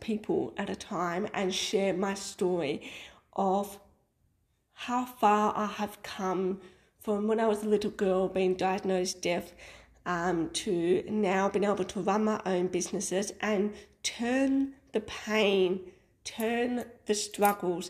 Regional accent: Melbourne, Victoria, Australia; moved away as an adult; now in Sunshine Coast, Australia; So we are a family that originated from Melbourne. We moved from Melbourne to the Sunshine Coast in Queensland, Australia, just over 2 years ago.

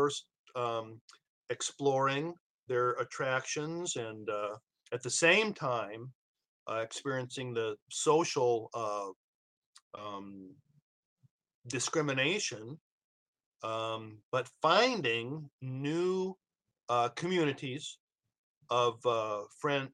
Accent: Iowa, United States; now in Arizona, United States; I'm from Iowa

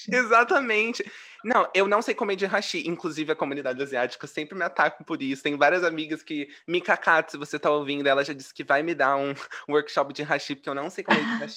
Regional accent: Brazil; eu nasci no mesmo país que você

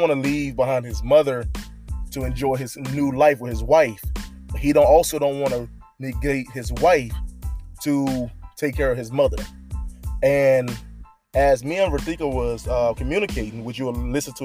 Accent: United States; I'm American.

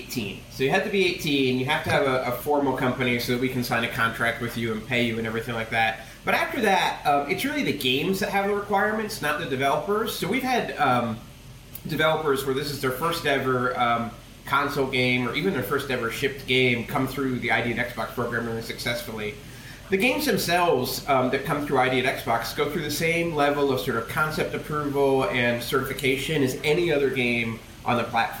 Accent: United States; as an American

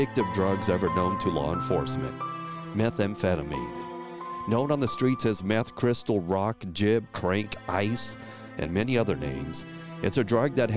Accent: Lawton, Oklahoma, United States; my hometown of Lawton, Oklahoma

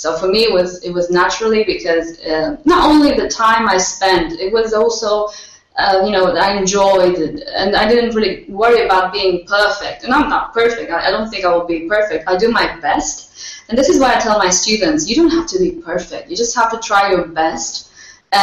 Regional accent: Romania; English is a second language; moved away as an adult; now in Alicante, Spain; I come from Romania. So it's where I started learning English

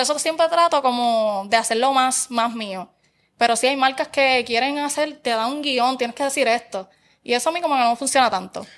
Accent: Barranquitas, Puerto Rico; yo soy de Barranquitas. Y en Barranquitas está, por ejemplo, las eh, superiores, la nueva y la vieja

